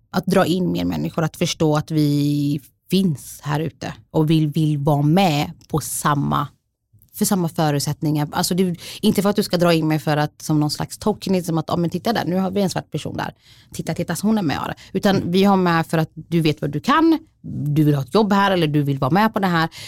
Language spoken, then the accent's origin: Swedish; Somalia; Swedish is a second language; now in Sweden; jag är somalier, jag är flykting, jag är skild. Jag bor med mina barn själv. Min familj är där